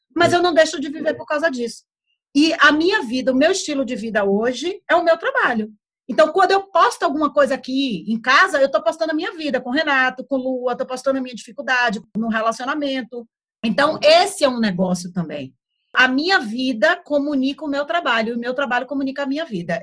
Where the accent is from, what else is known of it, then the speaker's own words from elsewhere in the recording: Brazil; moved away as an adult; now in Portugal; eu cresci na praia lá no Brasil.